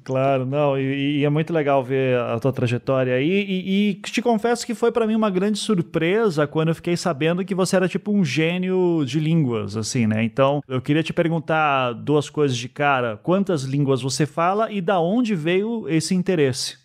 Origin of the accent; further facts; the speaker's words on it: Curitiba, Paraná, Brazil; also born or lived in Recife; Eu nasci em Recife, mas fui criado em Curitiba